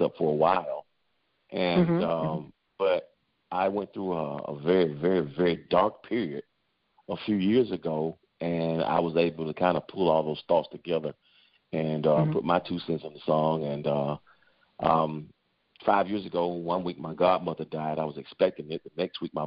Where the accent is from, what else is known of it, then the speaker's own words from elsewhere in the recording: Macon, Georgia, United States; moved away as an adult; now in Atlanta, United States; I grew up in Macon, Georgia